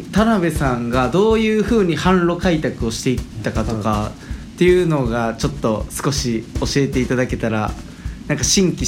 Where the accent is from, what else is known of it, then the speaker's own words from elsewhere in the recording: Nara, Japan; moved away as an adult; also born or lived in Kamijo; もともと奈良県出身で